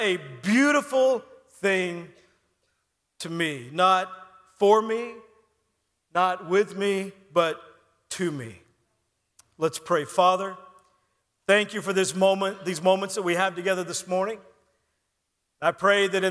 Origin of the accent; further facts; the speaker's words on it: Texas, United States; When I was in high school, I grew up in Texas